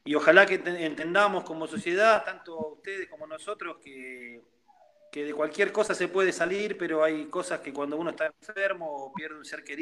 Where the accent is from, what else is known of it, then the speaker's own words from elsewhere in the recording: La Plata, Buenos Aires Province, Argentina; sí, yo soy de La Plata, estoy, estoy viviendo acá.